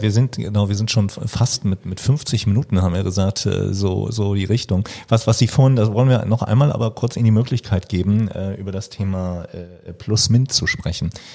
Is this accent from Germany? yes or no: yes; Schleswig-Holstein, Germany; ich komme aus Schleswig-Holstein auch, bin in Schleswig-Holstein ähm, dann auf ein Gymnasium gegangen